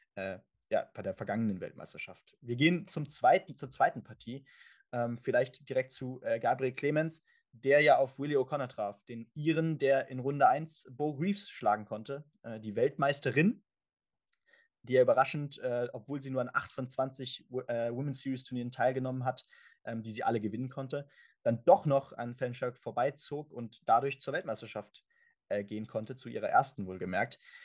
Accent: Germany; für uns natürlich auch als Deutsche

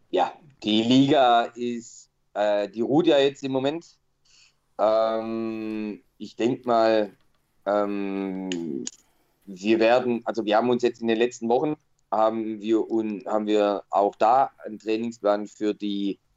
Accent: Stuttgart, Baden-Württemberg, Germany; also ich als Stuttgarter, kann mir nicht vorstellen

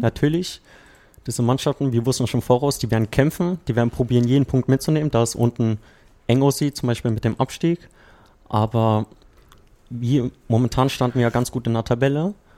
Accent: Berlin, Germany; moved away as an adult; also born or lived in Croatia; now in Potsdam, Germany; ich bin ja ursprünglich Berliner

